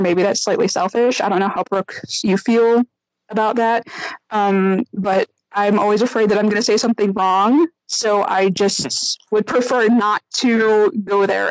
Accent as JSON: {"language": "English", "town": "Chicago", "region": "Illinois", "country": "United States", "moved": "as an adult", "lives_now": "Germany", "said": "I am actually originally from Chicago. I live now in Germany, um, and I've been here for seven years"}